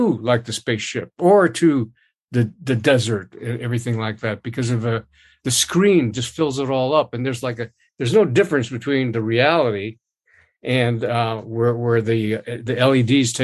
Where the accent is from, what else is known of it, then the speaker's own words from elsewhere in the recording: Honolulu, Hawaii, United States; I was born and raised in Honolulu, Hawaii